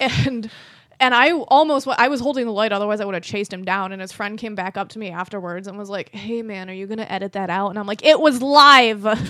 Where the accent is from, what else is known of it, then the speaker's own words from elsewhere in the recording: Rochester, New York, United States; accent: Rochester; I'm in Rochester. I have the Rochester accent.